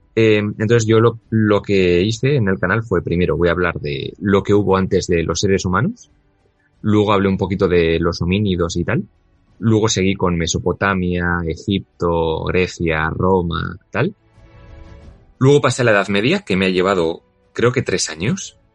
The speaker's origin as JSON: {"language": "Spanish", "town": "Bilbao", "region": "Basque Country", "country": "Spain", "tie": "born or raised there", "said": "soy vasco y me he criado en, en Bilbao"}